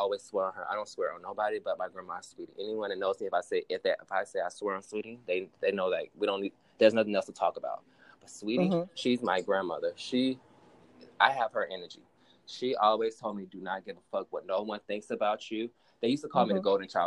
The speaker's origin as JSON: {"language": "English", "town": "Pensacola", "region": "Florida", "country": "United States", "tie": "born or raised there", "also_born_or_lived": "Mobile, Alabama", "said": "I'm from down south. I was born in Mobile, Alabama, raised in Pensacola"}